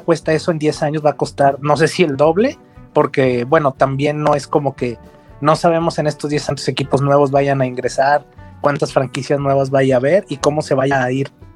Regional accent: Mexico; como mexicano

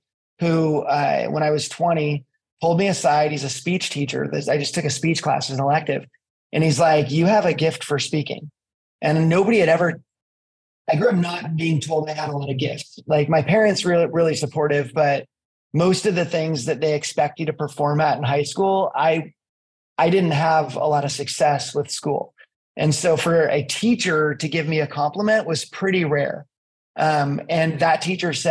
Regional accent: East Bay, California, United States; moved away as an adult; also born or lived in Colorado / Pacific Northwest; I grew up in California in the East Bay

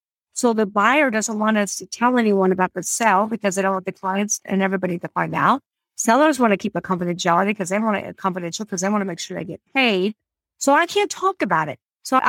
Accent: California, United States; So I am from California, just to throw that out there. Well, I'm from California.

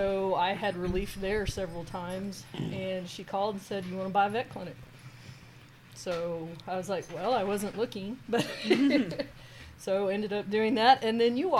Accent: Dallas, Texas, United States; I grew up in Dallas.

